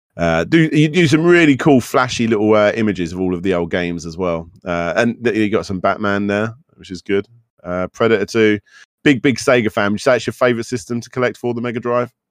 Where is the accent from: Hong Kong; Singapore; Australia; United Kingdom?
United Kingdom